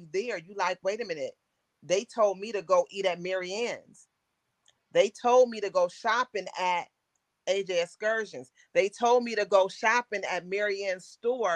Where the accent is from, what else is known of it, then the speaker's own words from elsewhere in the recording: Buffalo, New York, United States; moved away; I'm from Buffalo, New York